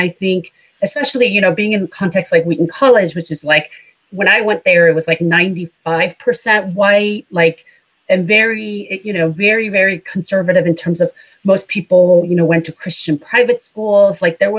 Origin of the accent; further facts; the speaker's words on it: India; moved away as an adult; now in United States; So I am MK, a missionary kid. I grew up in India for the most part, and then came to the United States to go to college.